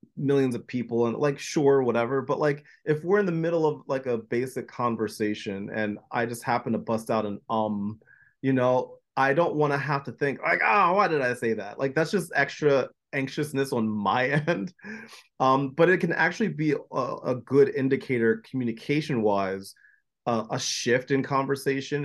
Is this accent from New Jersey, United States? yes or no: yes; New Jersey, United States; I was born and raised in New Jersey